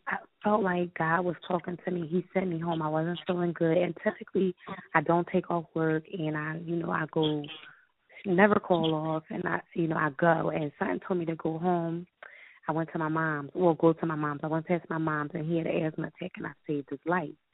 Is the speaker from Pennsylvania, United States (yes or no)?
yes; Philadelphia, Pennsylvania, United States; I'm from West Philadelphia, born and raised